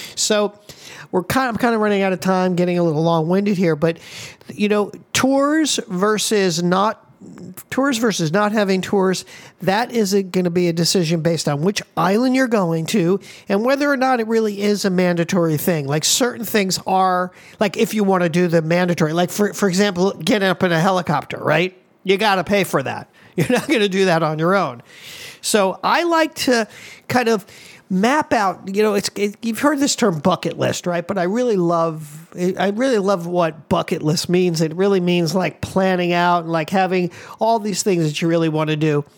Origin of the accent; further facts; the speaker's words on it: Miami, Florida, United States; moved away as an adult; now in Hawaii, United States; I'm from Miami.